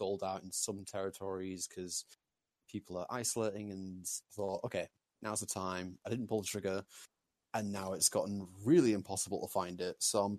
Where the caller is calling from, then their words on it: Leeds, Yorkshire and the Humber, United Kingdom; from Leeds, UK.